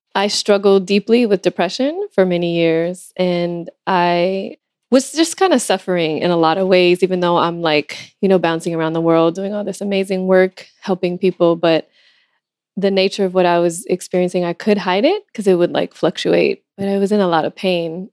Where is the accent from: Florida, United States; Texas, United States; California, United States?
California, United States; Los Angeles; I'm from Los Angeles, and uh, I also, my father is from Ethiopia